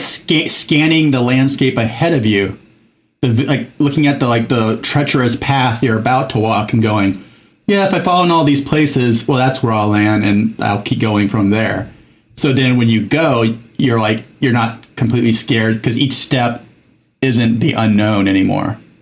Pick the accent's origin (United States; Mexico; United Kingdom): Mexico; moved away as an adult; I was in Mexico from age eight to 19